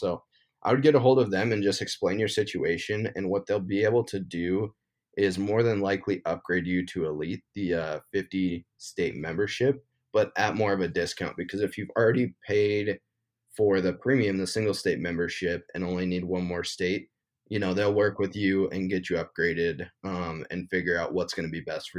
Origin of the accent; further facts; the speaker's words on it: Montana, United States; I've, like I said, born and raised in Montana. It's a super great state to hunt. And so I don't really find myself wandering out of Montana too much unless I draw a good tag.